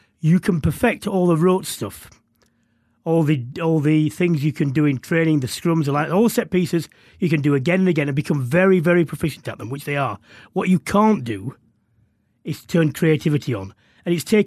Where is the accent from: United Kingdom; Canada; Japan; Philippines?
United Kingdom; England; being English